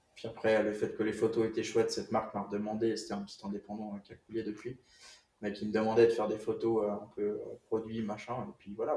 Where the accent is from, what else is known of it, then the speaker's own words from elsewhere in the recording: Switzerland; j'ai grandi en Suisse